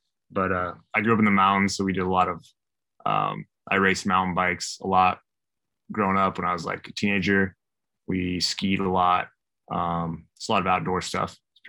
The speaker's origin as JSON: {"language": "English", "region": "Idaho", "country": "United States", "tie": "born or raised there", "said": "I grew up in Idaho."}